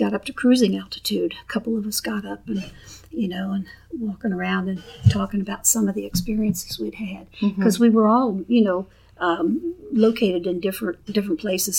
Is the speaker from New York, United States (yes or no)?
no; Vinton County, southeast Ohio, United States; moved away; I'm originally from Vinton County in the foothills of the Appalachian Mountains